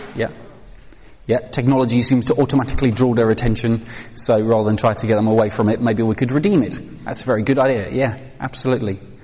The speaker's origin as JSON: {"language": "English", "country": "Netherlands", "tie": "born or raised there", "moved": "as an adult", "lives_now": "United Kingdom", "said": "I grew up in Holland"}